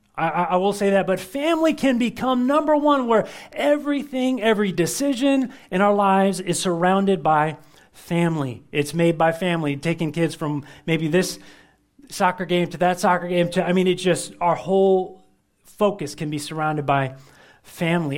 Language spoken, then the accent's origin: English; United States; We're, we're Americans